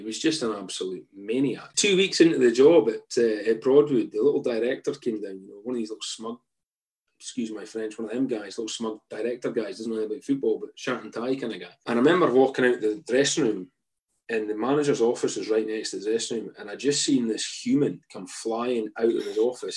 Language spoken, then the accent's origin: English; Aberdeen, Scotland, United Kingdom; moved away; I'm from Aberdeen.